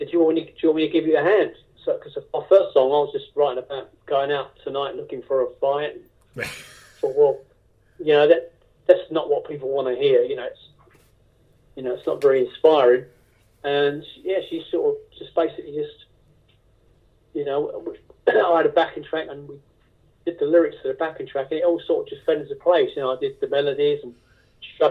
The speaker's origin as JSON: {"language": "English", "region": "England", "country": "United Kingdom", "said": "So I come from England"}